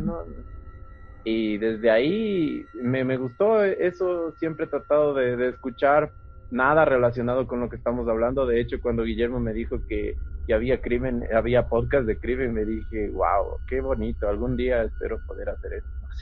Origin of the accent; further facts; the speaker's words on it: Quito, Pichincha, Ecuador; yo igual soy quiteño, vivo aquí en Quito